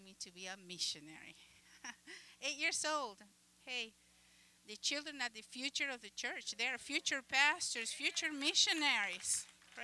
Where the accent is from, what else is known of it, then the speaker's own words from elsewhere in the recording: Uruguay; English is a second language; moved away; I am from the country of Uruguay. You probably noticed my accent.